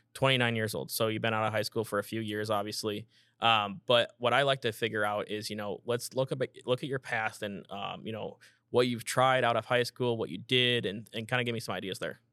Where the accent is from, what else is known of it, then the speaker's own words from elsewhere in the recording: Iowa, United States; I'm from Iowa